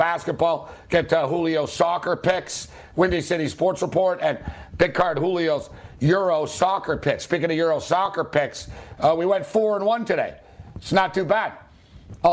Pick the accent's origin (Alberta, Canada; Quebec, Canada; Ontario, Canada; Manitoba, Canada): Quebec, Canada; moved away; I'm from Quebec. I was born there.